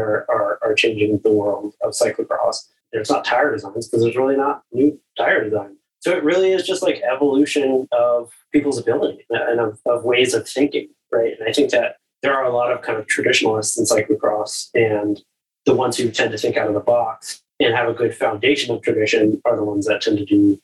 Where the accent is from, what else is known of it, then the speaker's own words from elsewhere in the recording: Florida, United States; I'm from Florida, so there's not a ton of cross racing or cross culture there